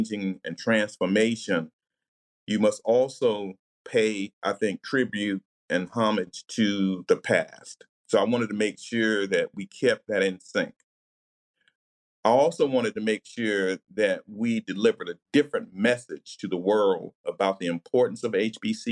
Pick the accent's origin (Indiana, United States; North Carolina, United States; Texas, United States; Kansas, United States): North Carolina, United States; moved away as an adult; also born or lived in Cambridge, Massachusetts; I'm a North Carolinian